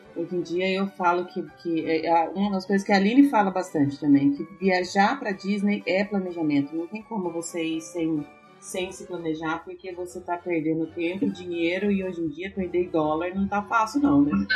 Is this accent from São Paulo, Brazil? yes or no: yes; Ourinhos, São Paulo, Brazil; eu sou de Ourinhos, lá pertinho